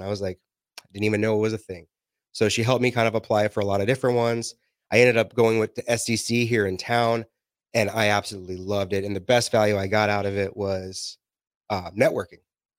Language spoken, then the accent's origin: English; New Mexico, United States; I grew up in New Mexico for 7 years of my life.